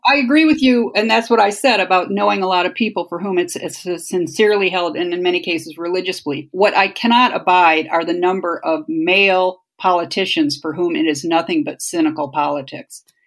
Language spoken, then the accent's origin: English; Toledo, Ohio, United States; now in Washington, D.C., United States; we grew up in Ohio